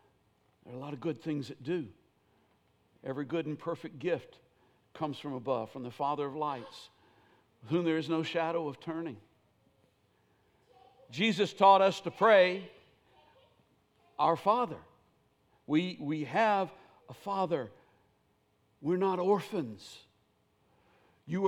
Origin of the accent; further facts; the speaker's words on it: Millersville, Tennessee, United States; I grew up in Millersville, Tennessee.